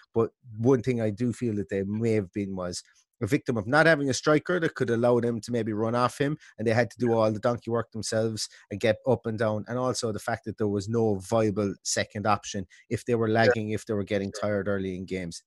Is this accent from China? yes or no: no; Limerick, Munster, Ireland; I'm from Limerick